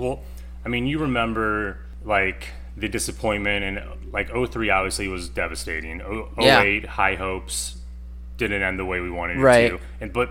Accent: Crown Point, Indiana, United States; I grew up in Northwest Indiana, a town called Crown Point

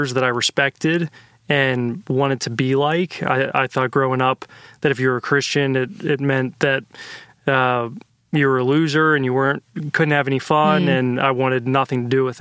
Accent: Pittsburgh, Pennsylvania, United States; So I was born in Pittsburgh, Pennsylvania. That's where I grew up.

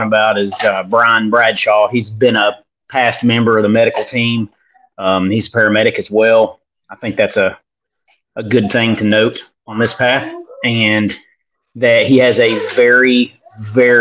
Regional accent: Northeast Tennessee, United States; accent: Hick

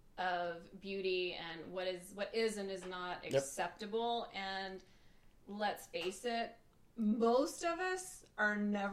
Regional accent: Brownfield, Texas, United States; moved away as an adult; now in Dallas, United States; I currently live in Dallas. I actually grew up here in the Lubbock area, in Brownfield. So good small town West Texas girl at heart.

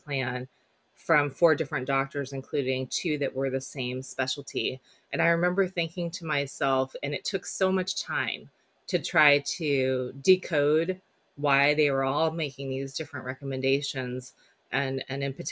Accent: Silicon Valley, California, United States; also born or lived in South Korea; I grew up in Silicon Valley

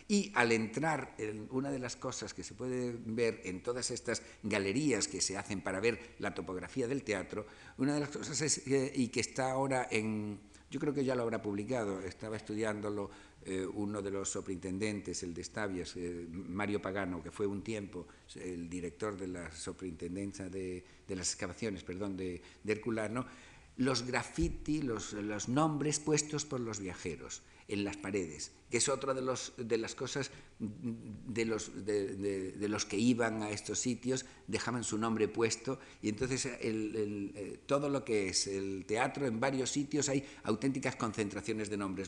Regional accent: Spain; nosotros como españoles

